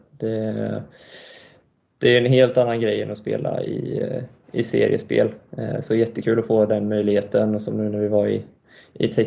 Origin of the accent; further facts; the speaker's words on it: Montreal, Quebec, Canada; born there; så jag är född i Montreal i Kanada då och ehm, pappa och hela hans sida av släkten är därifrån och därav då det dubbla medborgarskapet.